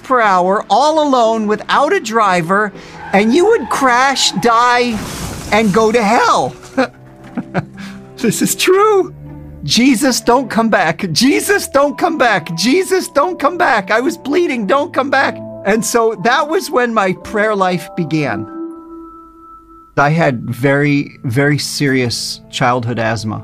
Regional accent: New Jersey, United States; now in Israel; I grew up in New Jersey, very well aware of our Jewish identity

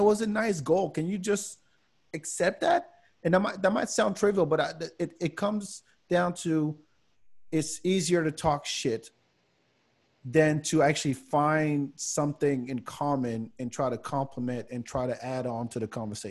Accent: France; now in United States; I grew up in France.

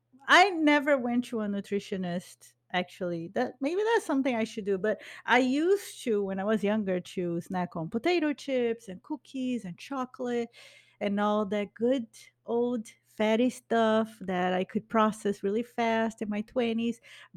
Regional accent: Brazil; born there; but I was born in Brazil. So I identify with the culture in Brazil.

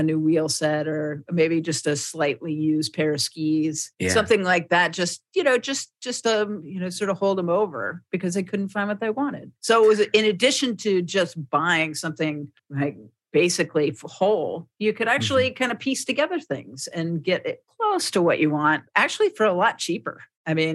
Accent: Frederick, United States; I have this idea for a shop in my hometown

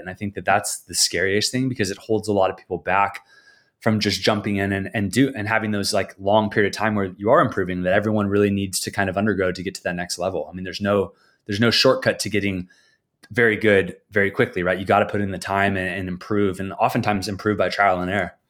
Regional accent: San Diego, California, United States; now in San Clemente, United States; I grew up in San Diego

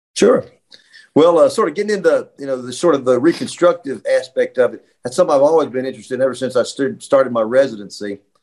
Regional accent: Roanoke, Virginia, United States; also born or lived in Bristol, Virginia; I grew up in Roanoke, Virginia, so I'm a Virginia boy

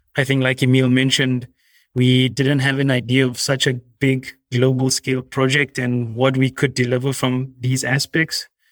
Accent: South Africa; moved away; I'm originally South African

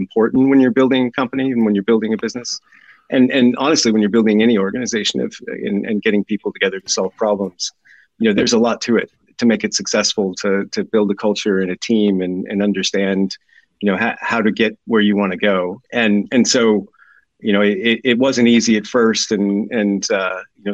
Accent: Southern California, United States; moved away as an adult; also born or lived in New York; now in Oxford, United Kingdom; I'm originally from California, grew up and lived most of my life in Southern California

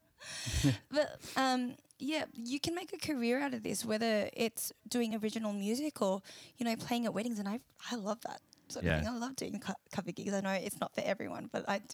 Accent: Sydney, New South Wales, Australia; I was born here and I was raised here, and I always struggle to find a connection to being truly Filipino

